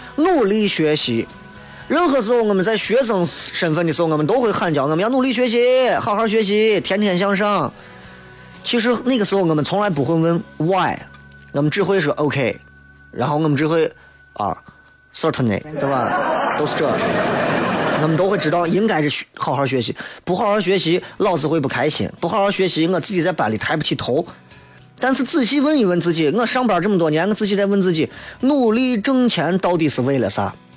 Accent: Xi'an, Shaanxi, China; 我们西安人会非常喜欢它，就是我们就算在到外头，我们会惦记它

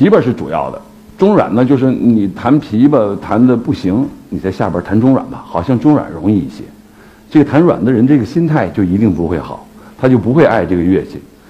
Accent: Harbin, Heilongjiang, China; moved away; also born or lived in Beijing; 我是一个东北人，出生在哈尔滨。

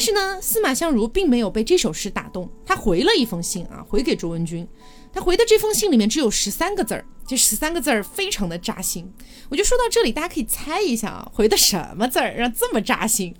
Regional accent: Qionglai, Sichuan, China; moved away; 这个林琼县啊，其实就是我老家，哎，也就是现在的四川成都市旗下的

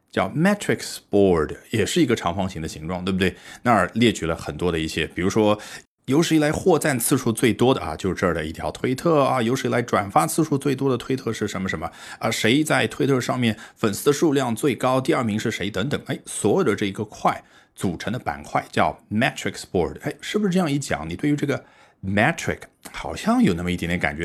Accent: China; 我们中国人

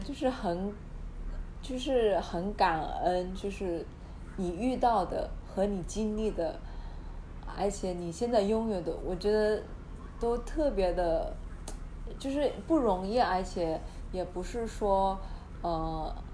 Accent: Hunan, China; accent: Hunan accent; also born or lived in Shenzhen; now in Australia; 因为我是湖南的

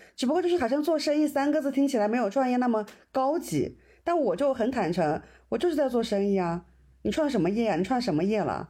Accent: Hunan, China; 我们湖南女生，我们湖南人

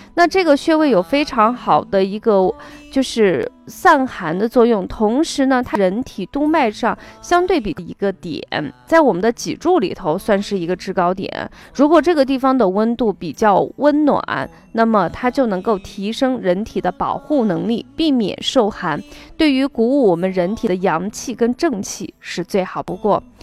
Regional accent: China; 我们中国人

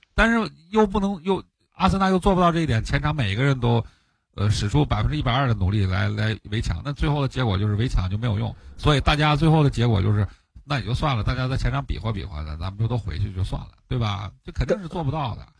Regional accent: Northeast China, China; 就是我我们东北人讲话，我就打不过就抹一脸

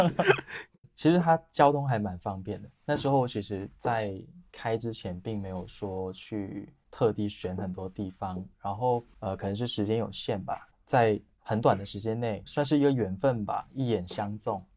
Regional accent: Shenzhen, Guangdong, China; also born or lived in Chaozhou; 我在深圳长大

